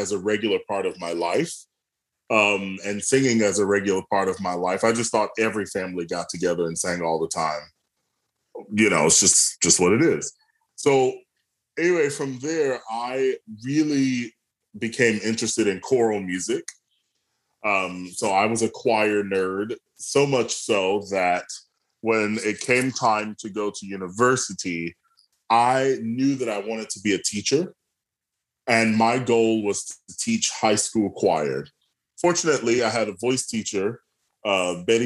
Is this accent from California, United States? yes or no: no; Atlanta, Georgia, United States; I am from Atlanta, Georgia. I was born and raised there